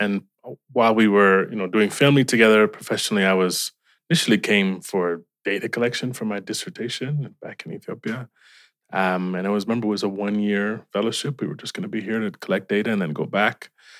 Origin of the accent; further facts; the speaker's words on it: Cleveland, Ohio, United States; Yes, very proud.